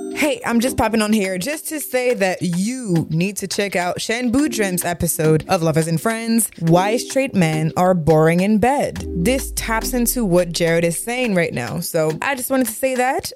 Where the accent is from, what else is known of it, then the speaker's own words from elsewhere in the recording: Montreal, Quebec, Canada; accent: thick Quebec accent; I was born and raised in Montreal